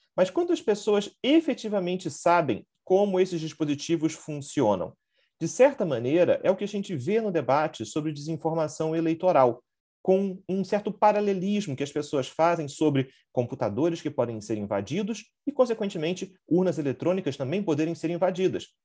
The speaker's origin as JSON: {"language": "Portuguese", "region": "Rio de Janeiro", "country": "Brazil", "said": "eu sou do Rio de Janeiro"}